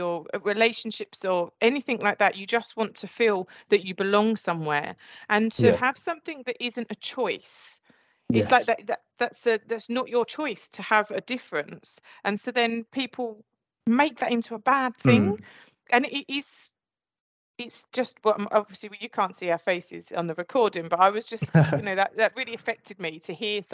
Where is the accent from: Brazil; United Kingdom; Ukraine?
United Kingdom; Essex, East of England; accent: Essex; my Essex accent